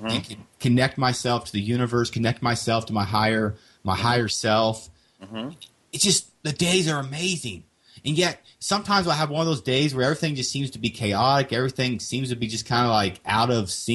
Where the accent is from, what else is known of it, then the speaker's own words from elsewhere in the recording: Kansas, United States; moved away; I'm originally from Kansas